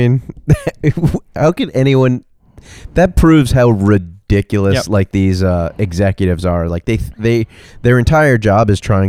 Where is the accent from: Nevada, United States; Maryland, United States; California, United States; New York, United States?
New York, United States; No, I grew up in New York.